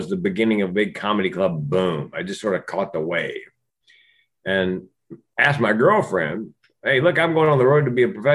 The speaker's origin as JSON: {"language": "English", "town": "Raleigh", "region": "North Carolina", "country": "United States", "tie": "born or raised there", "said": "I grew up in Raleigh, North Carolina."}